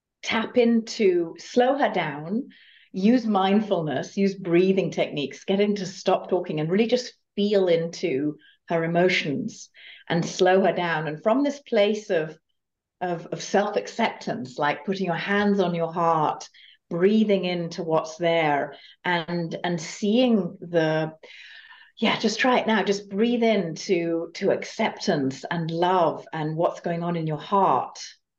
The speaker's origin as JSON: {"language": "English", "country": "Germany", "moved": "as an adult", "lives_now": "United States", "said": "I came from Germany to the States, to California, and I did that typical American dream thing"}